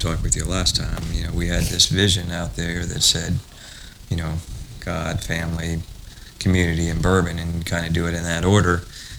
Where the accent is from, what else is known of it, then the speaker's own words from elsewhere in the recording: South Bend, Indiana, United States; born there; I was born in South Bend, right?